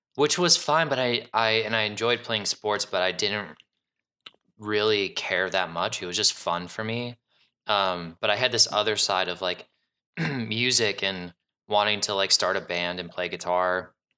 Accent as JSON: {"language": "English", "town": "Cleveland", "region": "Ohio", "country": "United States", "tie": "born or raised there", "moved": "as an adult", "lives_now": "Chicago, United States", "said": "I was born and raised in Cleveland, and then, um, I moved to Chicago"}